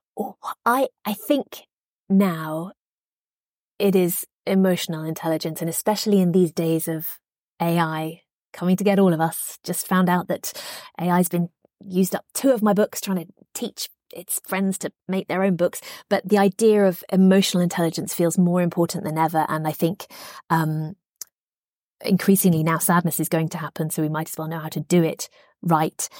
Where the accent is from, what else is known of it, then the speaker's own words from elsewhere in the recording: United Kingdom; I grew up in Margaret Thatcher's Britain